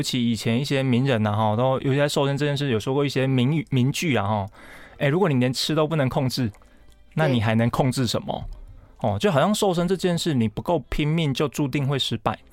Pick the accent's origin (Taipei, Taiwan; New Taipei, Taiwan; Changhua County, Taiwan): Changhua County, Taiwan; also born or lived in Chiayi; 我是彰化人